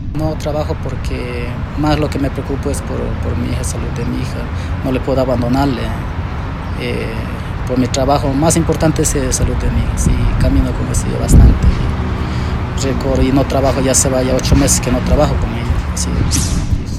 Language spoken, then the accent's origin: Spanish; Macas, Morona Santiago, Ecuador; nosotros somos del oriente, somos de Ciudad de Macas